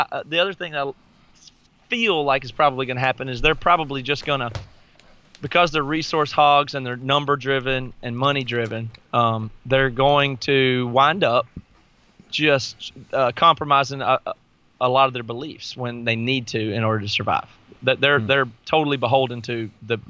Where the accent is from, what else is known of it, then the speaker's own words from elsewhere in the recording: the South, United States; I grew up in the South.